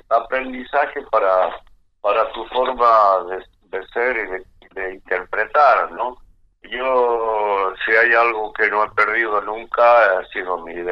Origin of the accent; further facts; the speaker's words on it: La Rioja, Argentina; moved away as an adult; also born or lived in Paris, France / Mendoza; He sido riojano siempre.